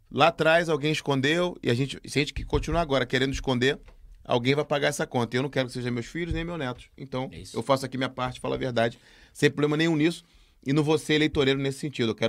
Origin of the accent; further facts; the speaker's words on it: Brazil; now in Portugal; E eu posso dizer aqui, como brasileiro, que eu discordo